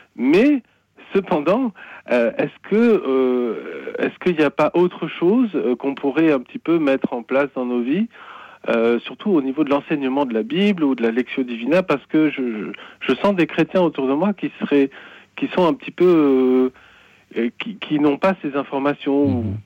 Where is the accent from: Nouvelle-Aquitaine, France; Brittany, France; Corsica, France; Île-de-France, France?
Corsica, France; now in Lorraine, France; je suis corse d'origine